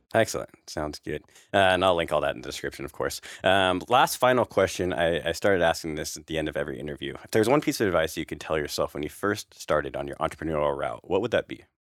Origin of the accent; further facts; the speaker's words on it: California, United States; I'm from Cali, so we don't really, a, at least in the valley and stuff, we don't, I didn't grow up with snow around me